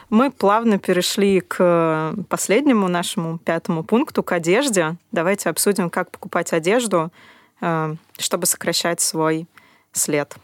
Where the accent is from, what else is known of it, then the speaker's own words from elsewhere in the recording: Russia; особенно в России, где у нас немножко подорвано доверие к раздельному сбору